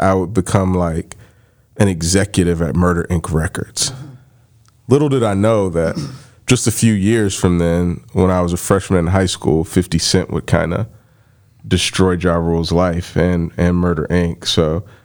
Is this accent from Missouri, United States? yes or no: no; Barberton, Ohio, United States; Growing up in Barberton, I had a very comprehensive life plan when I was a preteen in the Boys and Girls Club